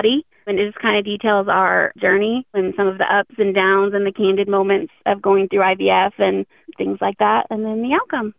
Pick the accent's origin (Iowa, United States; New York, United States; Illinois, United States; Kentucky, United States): Illinois, United States; Southern; we're actually from Southern Illinois.